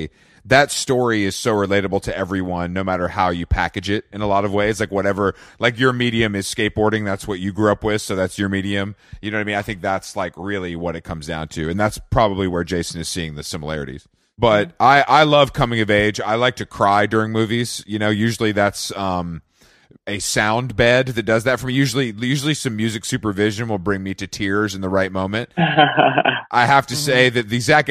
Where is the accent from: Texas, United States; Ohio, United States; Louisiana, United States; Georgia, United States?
Georgia, United States; Atlanta; I'm from Atlanta. So as a fellow Southerner